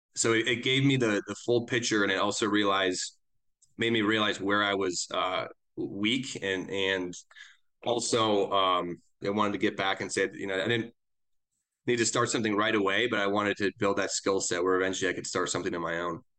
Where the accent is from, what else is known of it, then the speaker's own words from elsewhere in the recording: Eden Prairie, Minnesota, United States; moved away as an adult; also born or lived in Chicago / Wisconsin / Indiana; now in Denver, United States; I grew up in Minneapolis, uh, originally, a suburb called Eden Prairie